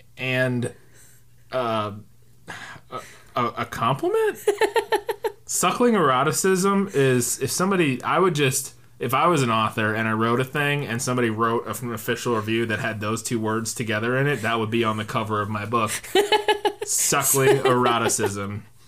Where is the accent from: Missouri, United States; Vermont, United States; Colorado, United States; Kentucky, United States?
Missouri, United States; St. Louis; that's our hometown. Well, my hometown.